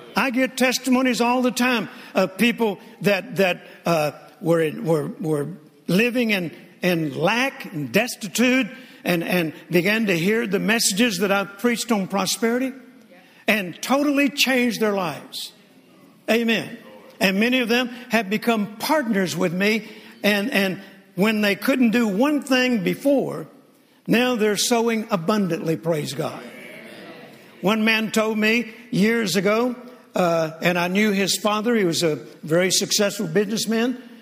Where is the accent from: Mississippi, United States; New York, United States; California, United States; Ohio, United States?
Mississippi, United States; born or raised there